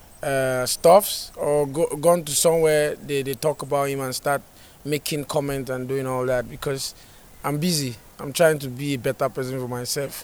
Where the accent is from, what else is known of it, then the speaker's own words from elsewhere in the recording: Nigeria; moved away as an adult; now in United States; I'm from Nigeria, I'm an Afrobeat artist